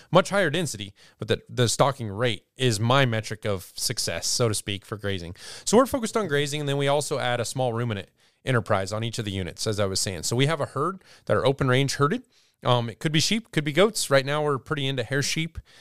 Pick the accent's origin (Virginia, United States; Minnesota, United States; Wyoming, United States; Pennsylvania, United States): Wyoming, United States; Douglas; also born or lived in Lusk, Wyoming; I grew up near Douglas, Wyoming